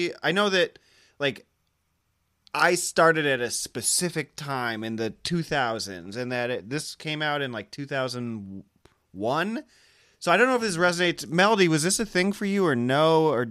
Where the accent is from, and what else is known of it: Muscatine, Iowa, United States; born or raised there